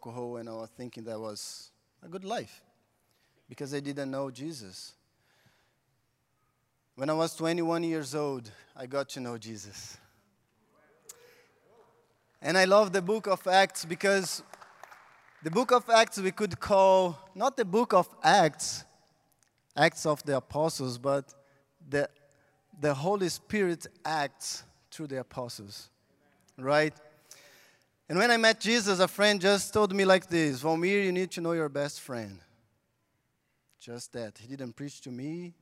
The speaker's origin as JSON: {"language": "English", "country": "Brazil", "tie": "born or raised there", "second_language": "English", "moved": "yes", "said": "I'm from Brazil, and I was born in the big favela in Brazil."}